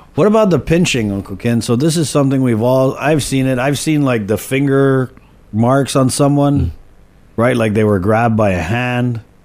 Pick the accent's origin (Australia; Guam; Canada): Guam; we grew up in Molesto and Canani Road